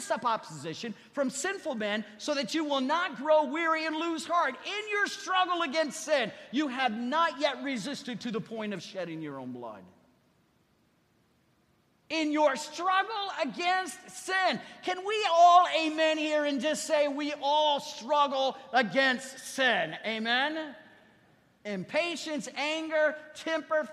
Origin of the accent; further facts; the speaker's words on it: Ohio, United States; moved away; I was raised in Ohio